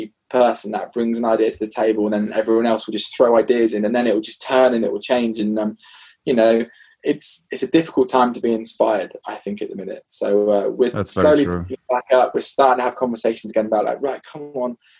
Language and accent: English; United Kingdom; I remember being really British